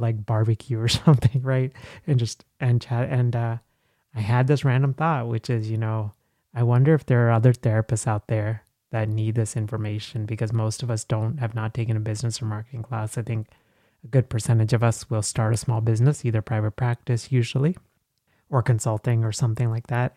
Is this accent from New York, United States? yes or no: no; Texas, United States; English is a second language; moved away as an adult; also born or lived in Dallas / Nashville; now in Philadelphia, United States; I'm from Texas